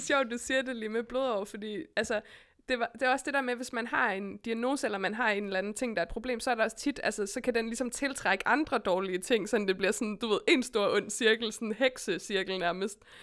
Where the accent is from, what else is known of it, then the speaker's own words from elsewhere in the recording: West Jutland, Denmark; also born or lived in Berlin; now in Copenhagen, Denmark; jeg er jo fra Vestjylland